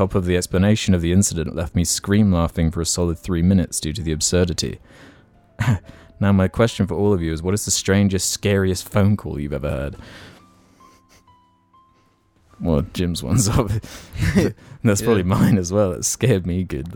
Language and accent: English; United Kingdom; our British society